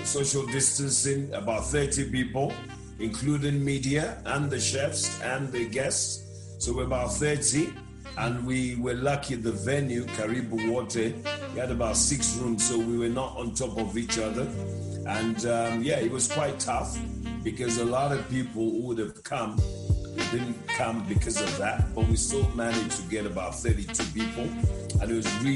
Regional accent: Nigeria; also born or lived in Ghana; now in Johannesburg, South Africa; I'm from Nigeria. I've lived in Ghana

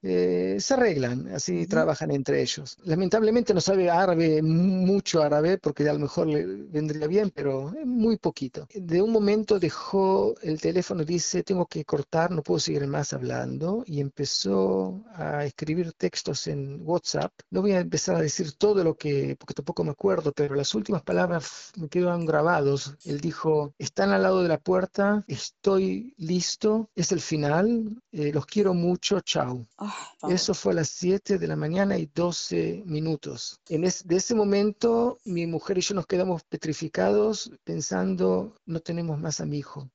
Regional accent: Argentina; now in Israel; soy argentino y mi hijo también tiene nacionalidad argentina

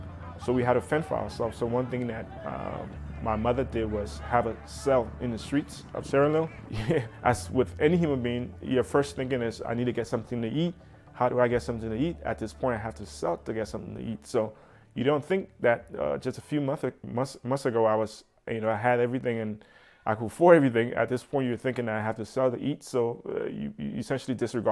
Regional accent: Monrovia, Montserrado, Liberia; now in United States; I'm originally from Monrovia, Liberia

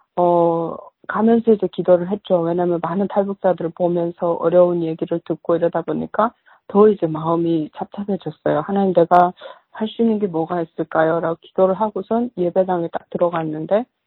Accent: North Korea; also born or lived in China; now in United States; 북한에서 태어난 다는 것 자체가 나는 수치스럽게 생각하니.

